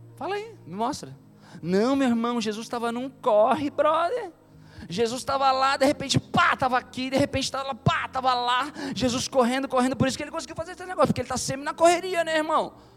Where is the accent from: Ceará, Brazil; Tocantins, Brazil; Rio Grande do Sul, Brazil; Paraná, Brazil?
Rio Grande do Sul, Brazil; Tramandaí; moved away as an adult; also born or lived in Rio de Janeiro; now in São Paulo, Brazil; eu sou daqui de Tramandaí, né? Daqui do litoral gaúcho.